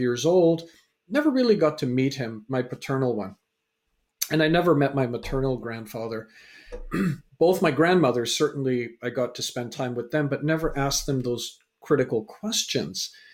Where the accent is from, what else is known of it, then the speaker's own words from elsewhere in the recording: Canada; also born or lived in England; so I was born in England, raised in Canada